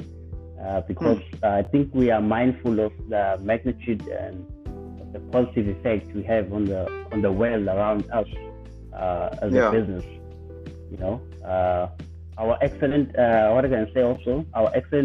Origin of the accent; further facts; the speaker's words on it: Ulundi, KwaZulu-Natal, South Africa; now in Durban, South Africa; I was born in Ulundi. I was raised in Ulundi.